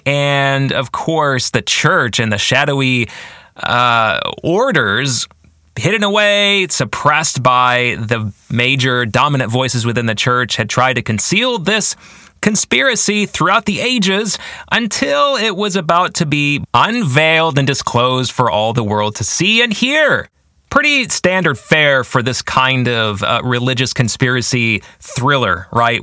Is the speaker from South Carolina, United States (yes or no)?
no; Grand Rapids, Michigan, United States; also born or lived in Washington, D.C.; I am from West Michigan, the Grand Rapids area